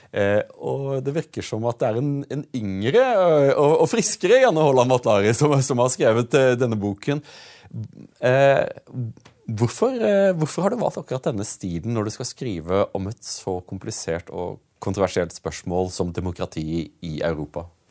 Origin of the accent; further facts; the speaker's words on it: Audnedal, Agder, Norway; jeg kommer jo fra Audnedal, og Mandal er jo metropolisen for oss eh, i, i Audnedal